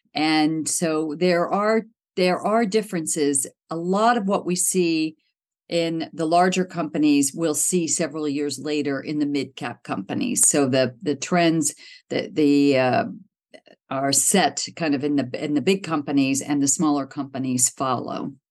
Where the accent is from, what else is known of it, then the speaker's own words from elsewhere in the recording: outside of Pittsburgh, Pennsylvania, United States; moved away as an adult; also born or lived in Cincinnati, Ohio / Los Angeles / London; I was born in Ohio, in Cincinnati, but I grew up outside of Pittsburgh